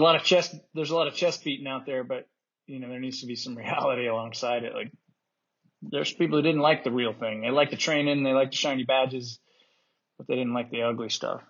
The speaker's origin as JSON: {"language": "English", "region": "Utah", "country": "United States", "tie": "born or raised there", "moved": "as an adult", "said": "I grew up in Utah"}